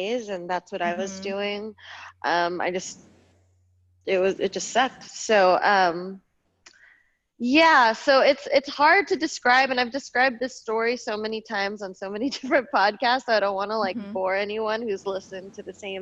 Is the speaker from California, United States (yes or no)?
yes; Bay Area, Northern California, United States; also born or lived in Los Angeles, California; I grew up in the Bay Area in Northern California, right outside of Oakland